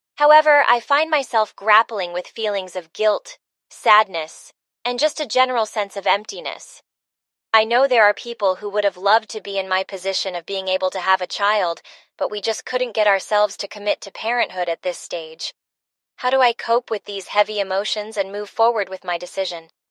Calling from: Chicago, Illinois, United States; I'm calling from Chicago

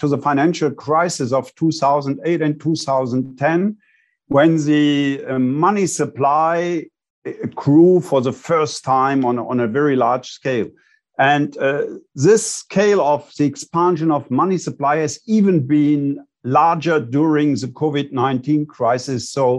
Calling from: Bonn, North Rhine-Westphalia, Germany; I'm calling in from Bonn, Germany.

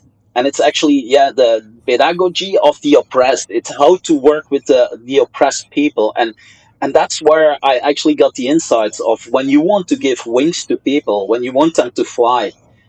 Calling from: Brussels, Belgium; Many of these guys over here in Brussels, I'm calling in from Belgium, many of the kids that went to fight with ISIS in Syria

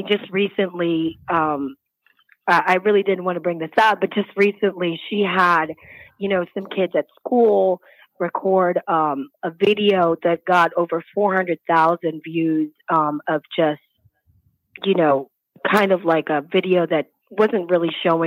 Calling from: Florida, United States; I'm calling from Florida

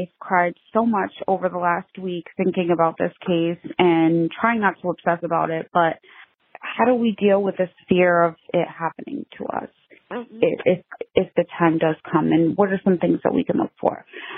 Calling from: Massachusetts, United States; I'm calling from Massachusetts. I am a new mom.

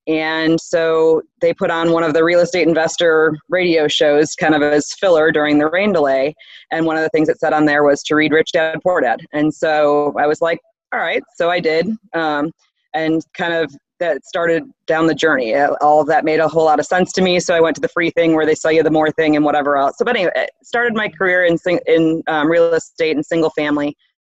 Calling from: Southlake, Texas, United States; I am in the Dallas-Fort Worth area of Texas, actually in Southlake, Texas.

